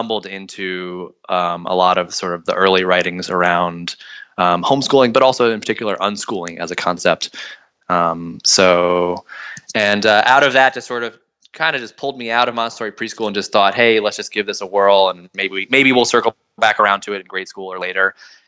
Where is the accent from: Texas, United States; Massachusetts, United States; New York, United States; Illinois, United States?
New York, United States; Hudson Valley; I grew up in the Hudson Valley of New York, which is just a couple hours north of New York City